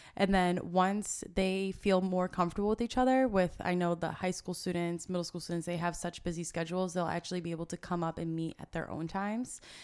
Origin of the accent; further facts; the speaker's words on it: Shrewsbury, Massachusetts, United States; also born or lived in Bridgewater, Massachusetts / Merrimack Valley, Massachusetts; I grew up in Shrewsbury, Mass, uh, which is right next to Worcester